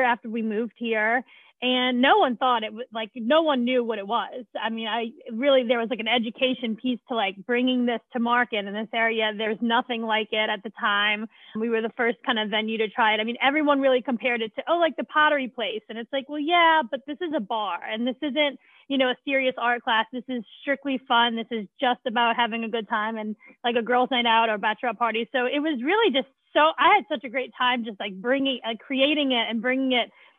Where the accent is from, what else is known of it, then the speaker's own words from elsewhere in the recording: New Orleans, Louisiana, United States; moved away as an adult; now in Saratoga, United States; I am originally from New Orleans, so Southern culture is just ingrained in me